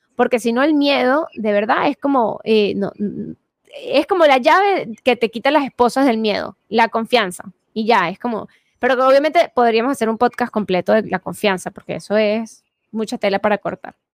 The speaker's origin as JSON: {"language": "Spanish", "country": "Venezuela", "said": "yo soy venezolana"}